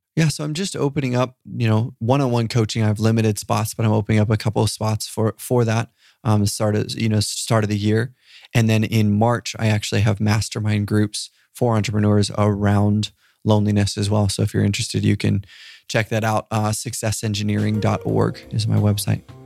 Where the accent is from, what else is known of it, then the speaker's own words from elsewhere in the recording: Papua New Guinea; I grew up in Papua New Guinea